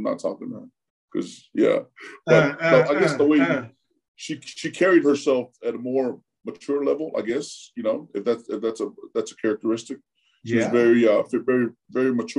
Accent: Euless, Texas, United States; English is a second language; moved away as an adult; also born or lived in Tonga; now in Florida, United States; grew up in Euless, junior high and high school

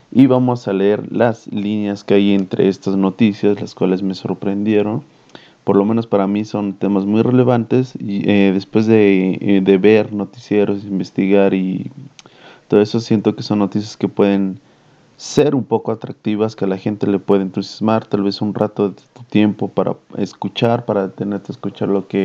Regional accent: Mexico; como mexicano me siento avergonzado

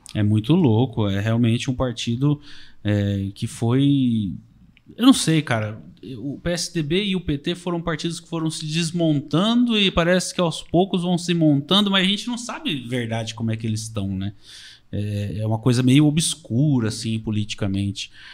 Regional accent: Marília region, interior of São Paulo, Brazil

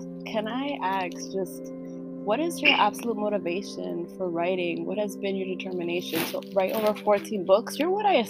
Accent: New York City, New York, United States

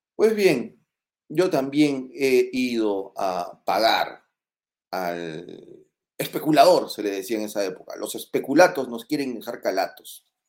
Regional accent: Moquegua, Peru; yo no nací en Puña, yo nací en Moquegua

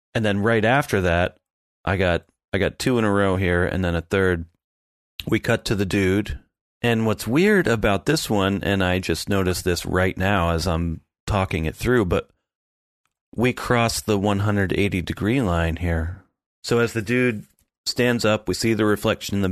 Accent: the Poconos, Pennsylvania, United States; I grew up in the Poconos.

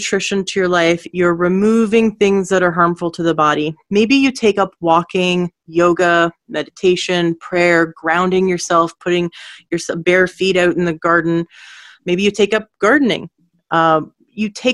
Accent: Canada; also born or lived in Washington State; now in Washington, United States; I'm actually in Washington State, but I am from Canada

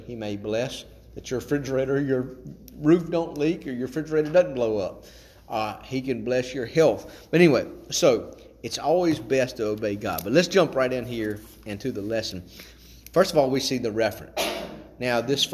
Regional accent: Chatham, Virginia, United States; also born or lived in Timberlake; I grew up in the Open Bible out in Chatham

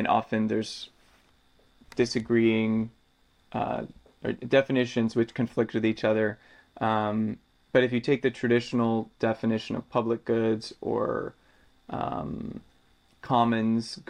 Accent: United States; growing up in the United States

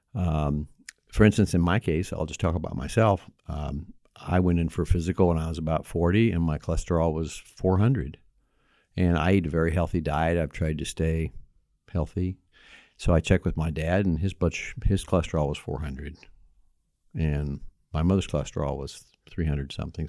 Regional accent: Bloomington, Indiana, United States; also born or lived in Knox County, Indiana; I grew up in Bloomington, Indiana, where I practiced, uh, the last thirty-five years

